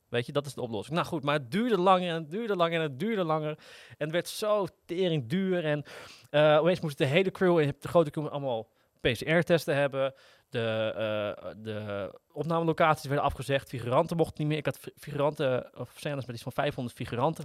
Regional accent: Netherlands; Als Nederlanders

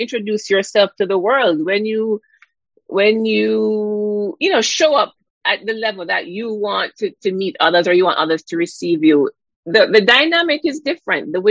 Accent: Jamaica; growing up in Jamaica

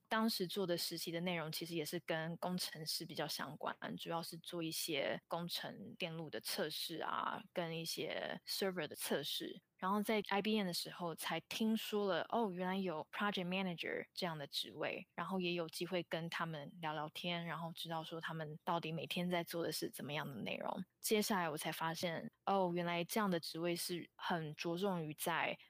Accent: Taiwan; moved away as an adult; also born or lived in Hong Kong; now in San Francisco Bay Area, United States; 我是在香港出生，但是是在台湾长大，大概在台湾待到大学毕业后，大约在六年前来到美国。然后我在台湾就读的大学是政治大学，资讯科学系

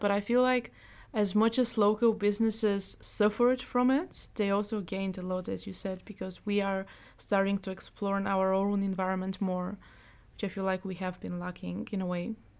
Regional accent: Bulgaria; moved away as an adult; now in Netherlands; Bulgaria, like, which is my home country

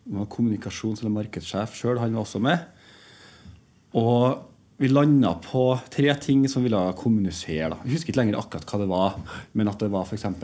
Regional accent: Trondheim, Trøndelag, Norway; also born or lived in Oslo; Jeg er jo født og oppvokst i Trondheim, da.

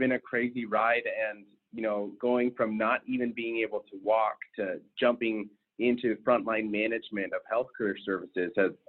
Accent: West Coast, United States; also born or lived in Anchorage, Alaska / Las Vegas, Nevada; now in Michigan, United States; Originally, I am not from Michigan. I grew up all along kind of the West Coast. I actually ended high school in Alaska, in Anchorage, Alaska, but started high school in Las Vegas, Nevada. Moved around a lot during my youth.

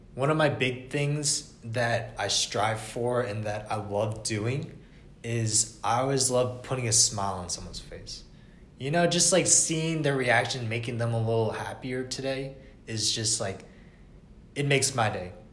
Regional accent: Atlanta, Georgia, United States; I was born and raised in Atlanta for 20 years

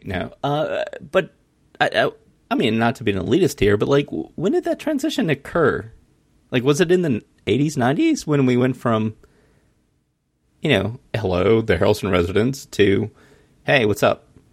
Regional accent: Mullins, South Carolina, United States; I grew up in Mullins, South Carolina.

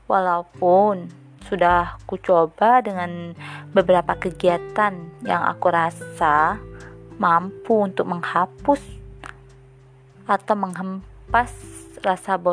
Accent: Lingga, Riau Islands, Indonesia; asal aku dari Lingga

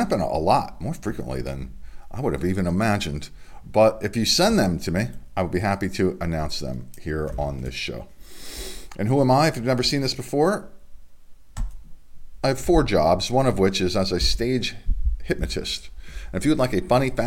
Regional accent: Delaware, United States; Back to my home state in Delaware

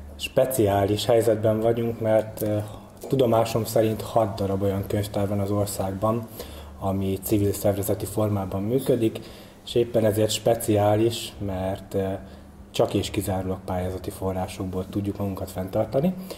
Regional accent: Kótaj, Szabolcs-Szatmár-Bereg, Hungary; Tehát én Kótaiban nevelkedtem, ugye ez egy kis község itt eh, Nyíregyházától pár kilométerre

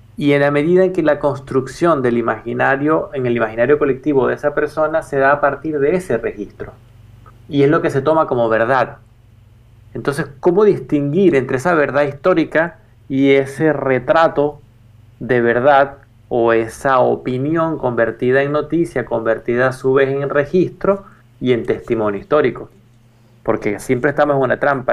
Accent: Venezuela; yo soy venezolano

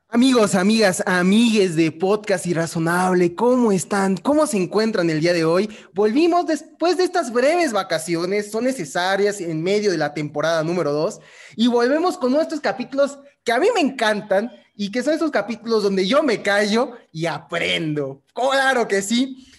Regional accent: Michoacán, Mexico; yo soy de Michoacán

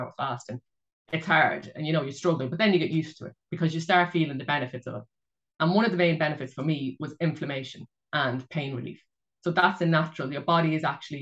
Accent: Ireland; I'm from Ireland and a Roman Catholic

